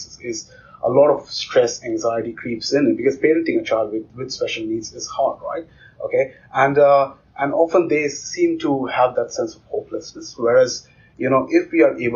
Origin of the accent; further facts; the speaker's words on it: India; I grew up in India in a remote village